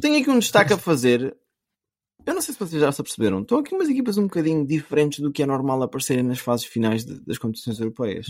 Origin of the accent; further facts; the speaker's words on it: Portugal; enquanto português, enquanto adepto do Sporting